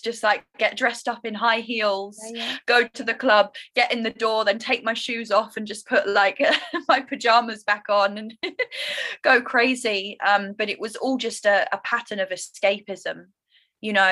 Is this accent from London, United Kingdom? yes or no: yes; London, United Kingdom; moved away as an adult; also born or lived in Indonesia; I'm from London